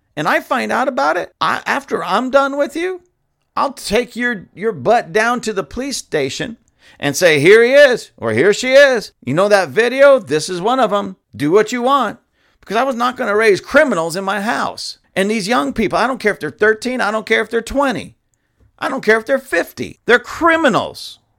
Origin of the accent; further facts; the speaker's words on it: Lancaster, California, United States; my own hometown, Palmdale, Lancaster, or actually in my hometown, Lancaster